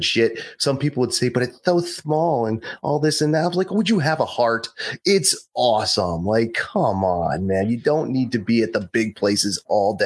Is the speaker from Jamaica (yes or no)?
no; Southern Vermont, United States; growing up in Southern Vermont, working at Mount Snow